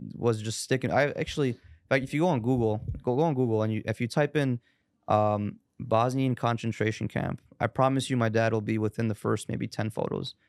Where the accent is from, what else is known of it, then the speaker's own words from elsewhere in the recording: Chicago, Illinois, United States; born and raised in Chicago